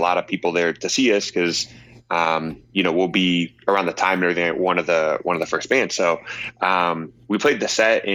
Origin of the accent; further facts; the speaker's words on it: Kansas City, Missouri, United States; I am from Kansas City, Missouri